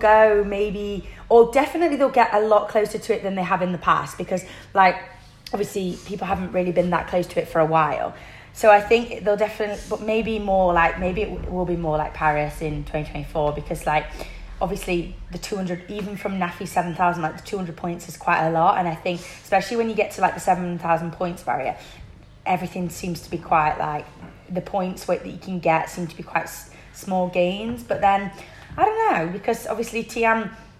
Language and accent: English; United Kingdom; I'm a Brit